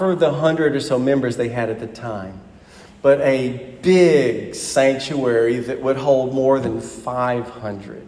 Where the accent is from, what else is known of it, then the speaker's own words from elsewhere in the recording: Huntsville, Alabama, United States; moved away as an adult; the church I grew up in Alabama